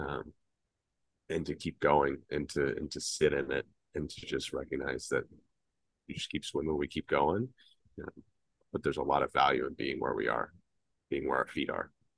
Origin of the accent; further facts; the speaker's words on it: Atlanta, Georgia, United States; the Southern boy growing up in Atlanta